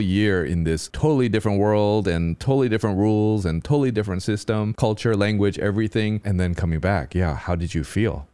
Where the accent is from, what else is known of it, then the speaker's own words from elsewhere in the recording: United States; As an American